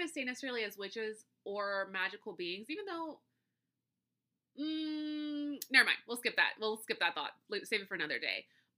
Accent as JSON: {"language": "English", "region": "the South", "country": "United States", "said": "Trust me, I get it. I'm from the South. I get it."}